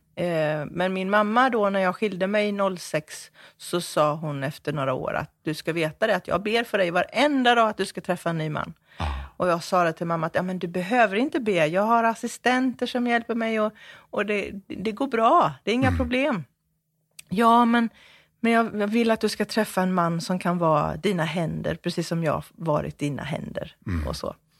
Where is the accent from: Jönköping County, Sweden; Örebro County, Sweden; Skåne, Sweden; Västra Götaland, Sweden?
Jönköping County, Sweden; Jönköping; jag föddes på det gamla Västra sjukhuset här i Jönköping